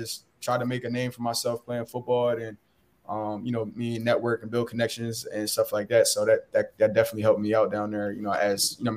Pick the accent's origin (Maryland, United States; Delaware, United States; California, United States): Delaware, United States; Wilmington; I'm originally from Delaware. I'm from Wilmington